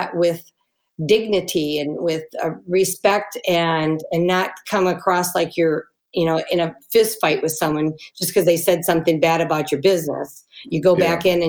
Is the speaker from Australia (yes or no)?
no; United States; we're so American